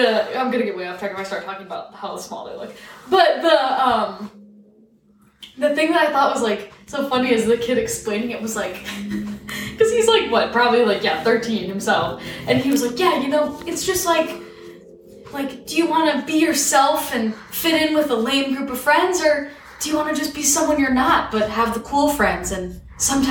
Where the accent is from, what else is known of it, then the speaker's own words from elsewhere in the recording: Illinois, United States; I'm from Illinois.